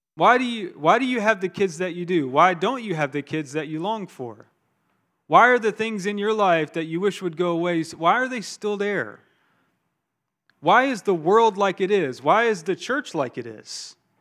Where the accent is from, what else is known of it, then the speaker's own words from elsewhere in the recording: Augusta, Georgia, United States; moved away; I'm from Augusta, Georgia